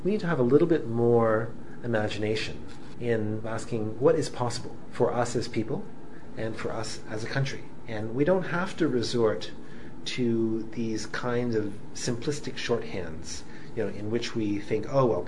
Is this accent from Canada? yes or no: yes; Canada; both as a Canadian and as a practicing physician